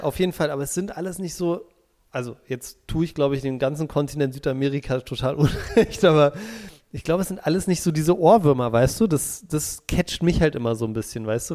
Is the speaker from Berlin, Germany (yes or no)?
yes; Berlin, Germany; moved away; also born or lived in Munich; das sind meine Wurzeln, ich komme aus Berlin, war auch mal super stolz darauf, dass ich Berliner bin